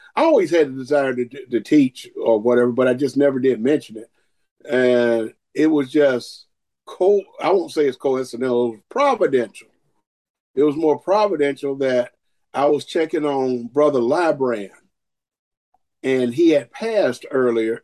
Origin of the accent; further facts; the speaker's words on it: Augusta, Georgia, United States; I'm from Augusta, Georgia